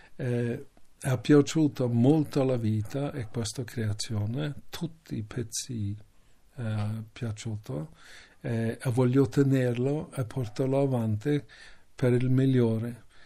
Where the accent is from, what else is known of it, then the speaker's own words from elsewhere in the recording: Canada; Italian is a second language; moved away; io sono nato lì, in Canada